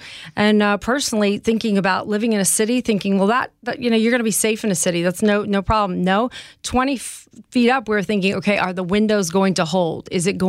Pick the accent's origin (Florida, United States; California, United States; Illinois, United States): Illinois, United States; Chicago; We'd lived in homes our entire life in the Midwest. We came from Chicago.